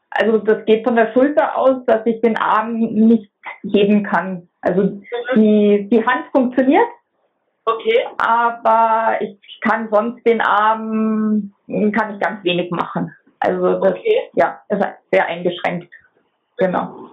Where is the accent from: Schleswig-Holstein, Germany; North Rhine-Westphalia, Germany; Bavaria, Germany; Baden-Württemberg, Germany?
Bavaria, Germany; Munich; born there; moved away; ich bin in München geboren, ich lebe aber schon seit 2005 am Bodensee.